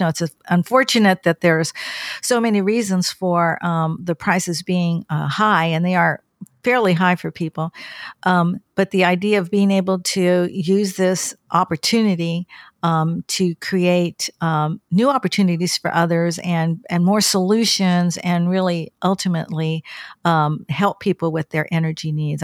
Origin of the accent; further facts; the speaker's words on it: California, United States; moved away as an adult; also born or lived in Bakersfield; now in Washington, D.C., United States; I'm from California and, um, I grew up along the coast